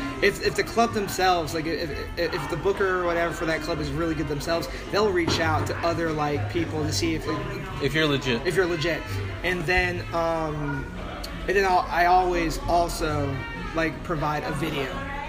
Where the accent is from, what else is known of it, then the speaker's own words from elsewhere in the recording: San Diego, California, United States; also born or lived in Los Angeles; when I'm being from San Diego and LA region.